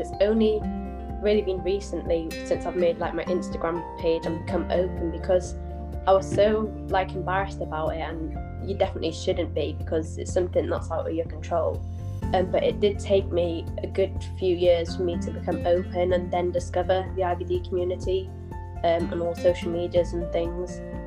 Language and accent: English; North Wales, United Kingdom; moved away as an adult; now in South Yorkshire, United Kingdom; I'm from North Wales originally, but I'm living in South Yorkshire at the minute. I came here to study in 2018